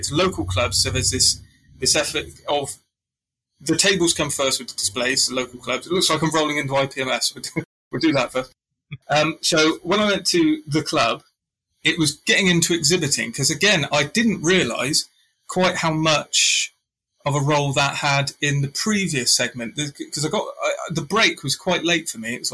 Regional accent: England, United Kingdom; being English. Or British, I should say

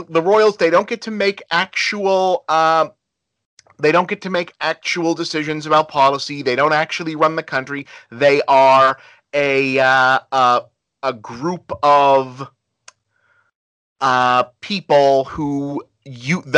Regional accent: United States; I hate being an American

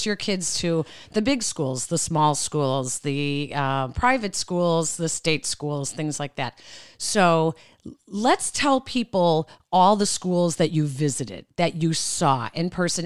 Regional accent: Chicago, Illinois, United States; we're from Chicago, and in Chicago

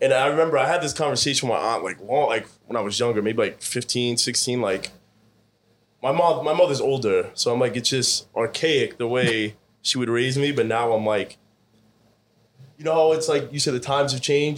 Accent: Scarsdale, New York, United States; I grew up in Scarsdale

